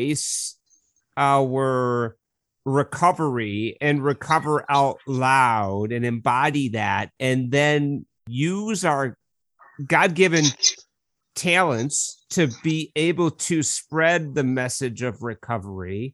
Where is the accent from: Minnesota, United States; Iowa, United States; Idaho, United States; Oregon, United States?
Minnesota, United States; Minneapolis; I'm born and bred and St. Paul and Minneapolis, the Twin Cities